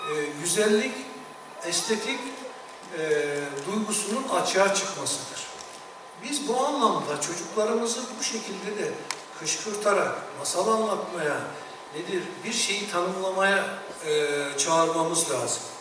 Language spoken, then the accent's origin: Turkish; a village of Bayburt, Turkey; ben Bayburt'un bir köyünde dünyaya geldim.